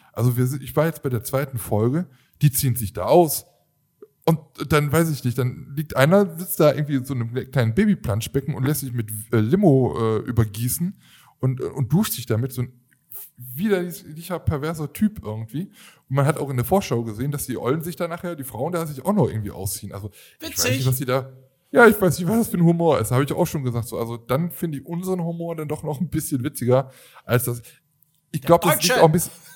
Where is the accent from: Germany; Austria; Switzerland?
Germany; wir jetzt als Deutsche.